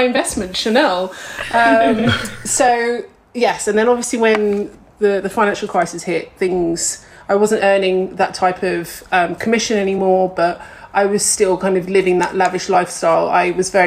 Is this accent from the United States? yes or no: no; Cambridge, East of England, United Kingdom; moved away as an adult; now in London, United Kingdom; I'm originally from Cambridge